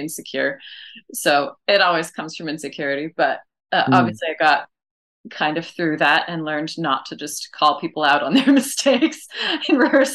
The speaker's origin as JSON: {"language": "English", "town": "Saskatoon", "region": "Saskatchewan", "country": "Canada", "tie": "born or raised there", "moved": "as an adult", "lives_now": "Madrid, Spain", "said": "Saskatoon was great and cold and mosquito-filled place to grow up"}